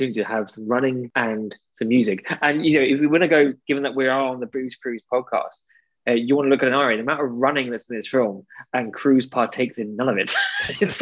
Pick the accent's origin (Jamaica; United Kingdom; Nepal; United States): United Kingdom; as British people